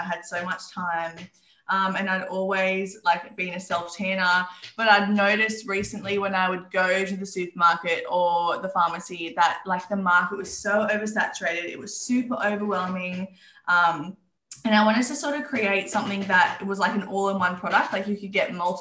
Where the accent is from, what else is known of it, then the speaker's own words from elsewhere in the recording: Newcastle, New South Wales, Australia; I grew up in Newcastle. I'm still here